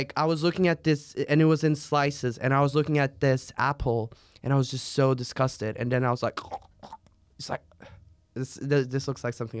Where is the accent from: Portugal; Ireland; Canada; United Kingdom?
Portugal; English is a second language; I'm from Portugal.